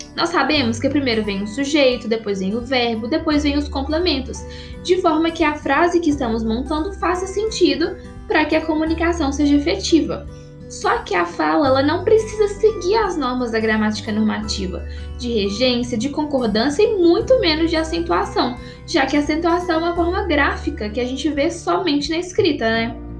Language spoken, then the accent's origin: Portuguese; Minas Gerais, Brazil; Aqui em Minas Gerais, de onde eu sou, eu falo mandioca para significar um alimento